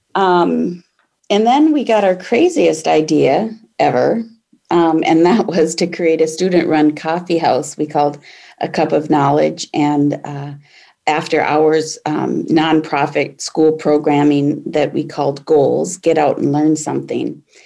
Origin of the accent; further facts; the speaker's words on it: Aurora, Minnesota, United States; also born or lived in Jordan, Minnesota; I grew up in Aurora, Minnesota, which is a small Iron Range town in northern Minnesota